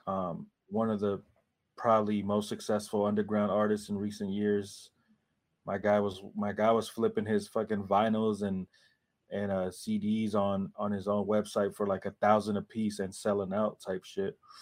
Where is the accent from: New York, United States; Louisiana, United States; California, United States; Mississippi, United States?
California, United States; Oakland; I'm from Oakland